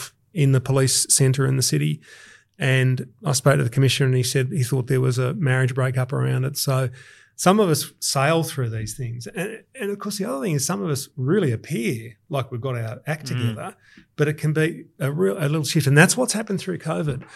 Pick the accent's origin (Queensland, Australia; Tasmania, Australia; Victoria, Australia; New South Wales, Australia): New South Wales, Australia; Sydney; I was born in Balmain in 1969